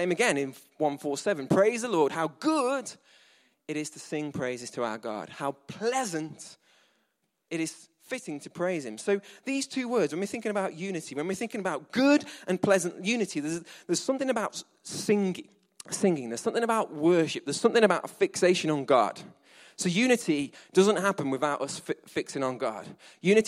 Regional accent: England, United Kingdom; we're English.

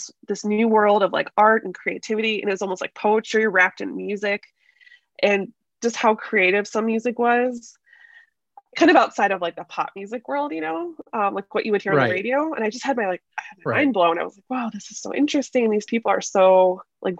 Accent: Chicago, Illinois, United States; I grew up in Chicago. So we're always just kind of like just around the outskirts of that proper city.

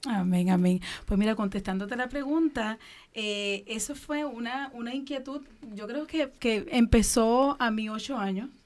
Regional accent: Dominican Republic; now in Puerto Rico; soy dominicana, el cual llegué a Puerto Rico

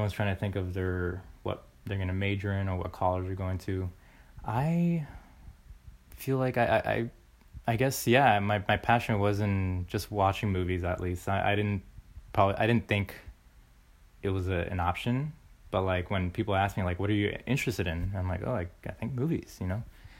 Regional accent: Florida, United States; born there; But I was born in Florida.

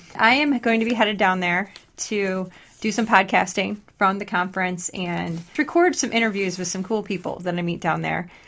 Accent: Detroit, Michigan, United States; I was born in Detroit

